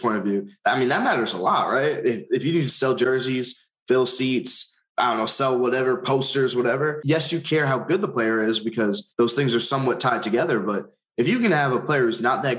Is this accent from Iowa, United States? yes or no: no; Long Island, New York, United States; I'm from Long Island